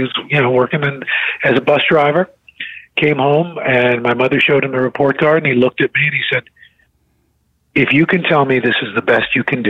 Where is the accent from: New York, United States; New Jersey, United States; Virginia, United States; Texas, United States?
New York, United States; New York City; growing up in New York City, you know, when I was a kid